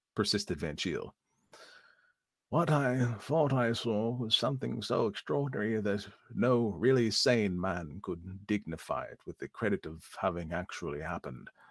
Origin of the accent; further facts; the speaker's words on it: East Coast, United States; I say aunts because I am from the East Coast.